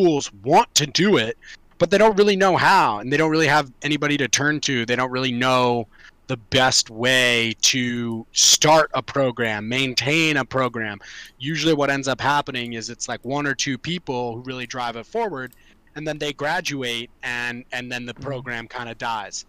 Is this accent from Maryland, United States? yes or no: yes; Montgomery County, Maryland, United States; I grew up in Montgomery County and Montgomery County swimming